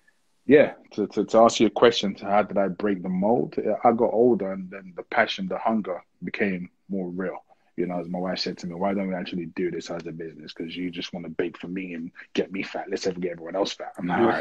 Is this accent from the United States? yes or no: no; Niger; I remember growing up in Niger, my mom used to make like a massive bowl of it